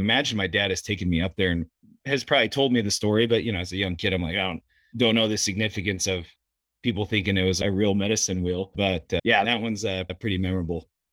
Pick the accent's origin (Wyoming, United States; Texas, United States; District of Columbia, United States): Wyoming, United States; Sheridan; was born and raised pretty much up here in Sheridan